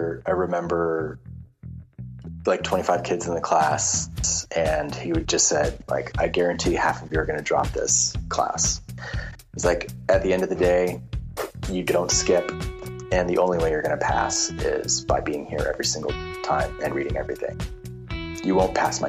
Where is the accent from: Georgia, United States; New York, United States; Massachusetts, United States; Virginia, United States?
Massachusetts, United States; moved away; I'm from Massachusetts